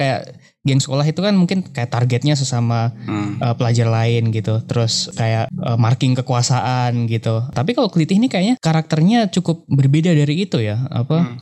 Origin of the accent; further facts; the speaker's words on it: Yogyakarta, Special Region of Yogyakarta, Indonesia; moved away as an adult; now in Jakarta, Indonesia; Dulu saya dari S M P, S M A sampai kuliah di Jogja